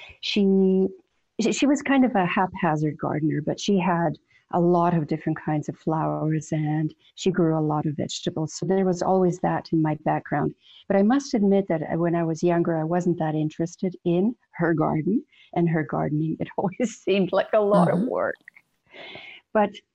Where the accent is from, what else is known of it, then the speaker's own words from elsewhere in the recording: British Columbia, Canada; also born or lived in Croatia; I was born in Croatia, and we came to Canada in the late 1950s. We were political refugees from, at the time, communism. And so I had all of my education in North America, in British Columbia